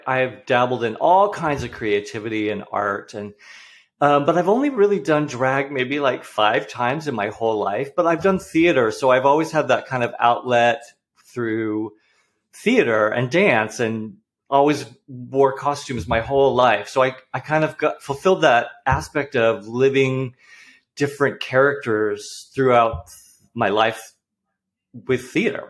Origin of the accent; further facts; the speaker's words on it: New England, United States; now in Portland, United States; I'm from the East Coast. I'm from New England.